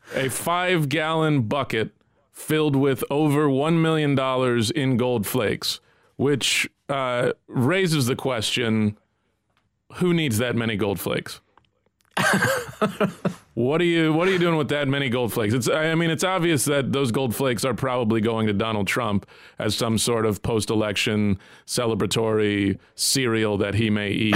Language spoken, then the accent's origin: English; United States; as an American